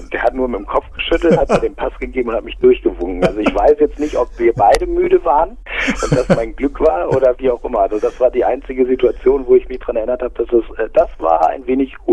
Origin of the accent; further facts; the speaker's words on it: Aurich, Lower Saxony, Germany; born there; now in Munich, Germany; Also ich lebe in München, ja